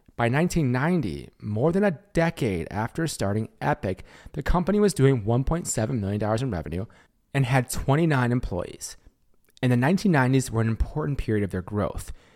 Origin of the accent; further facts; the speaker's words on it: Wisconsin, United States; I grew up in Wisconsin